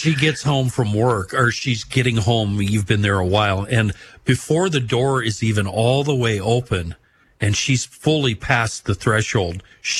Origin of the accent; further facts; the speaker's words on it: Western Minnesota, United States; That oxcart trail went right through my hometown.